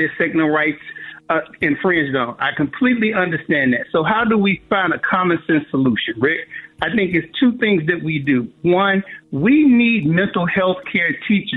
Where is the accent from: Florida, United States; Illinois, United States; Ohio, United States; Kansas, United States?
Illinois, United States; Chicago; I grew up in Chicago